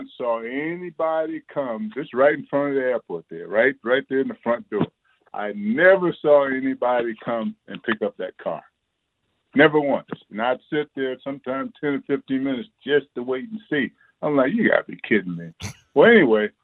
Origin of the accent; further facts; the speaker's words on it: Hastings, Florida, United States; now in Kentucky, United States; many communities like the one that I grew up in down in Hastings, Florida